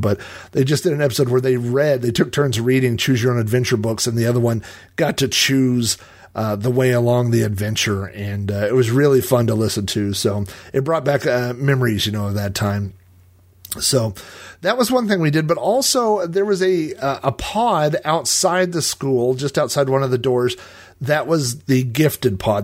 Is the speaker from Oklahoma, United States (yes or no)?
yes; Yukon, Oklahoma, United States; I lived in Yukon. I grew up in Yukon and, and I moved away and then I came back